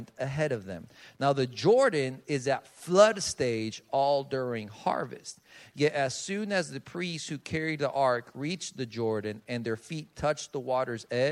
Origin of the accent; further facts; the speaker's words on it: Colombia; moved away; I'm from Colombia. That's where I was born and raised.